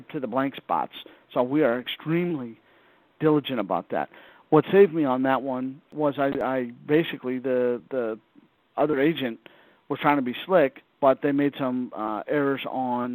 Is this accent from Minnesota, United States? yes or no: no; Southern California, United States; moved away; I grew up in Southern California